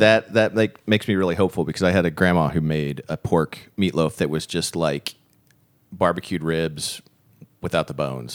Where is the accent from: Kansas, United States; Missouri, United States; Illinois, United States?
Missouri, United States; Springfield; I'm originally from Springfield, the Nixa area